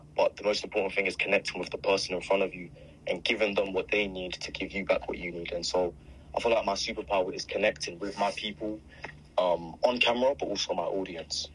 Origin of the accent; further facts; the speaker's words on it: London, United Kingdom; I'm from Croydon